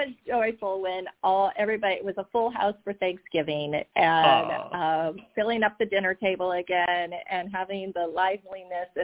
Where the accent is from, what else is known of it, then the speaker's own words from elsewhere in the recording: Oregon, United States; moved away as an adult; now in South Florida, United States; I grew up in Oregon and went to Oregon State